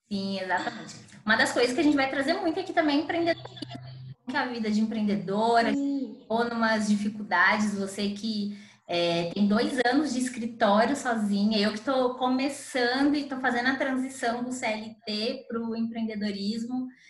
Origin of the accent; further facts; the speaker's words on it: São Paulo, Brazil; moved away as an adult; now in Ouro Preto, Brazil; Sou natural de São Paulo, atualmente moro em Ouro Preto